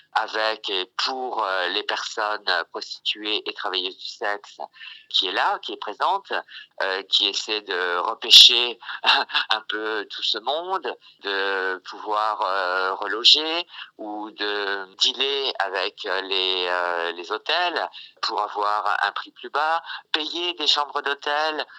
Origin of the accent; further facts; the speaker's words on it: France; moi, ça va bien en tant que Française